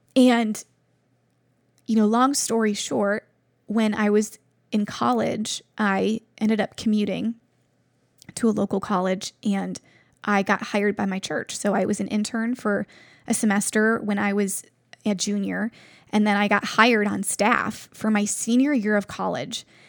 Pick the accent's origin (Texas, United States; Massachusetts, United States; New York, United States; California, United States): New York, United States; Buffalo; moved away as an adult; now in Cleveland, United States; I'm from Buffalo, New York, and I've only been in Cleveland for about eight years now.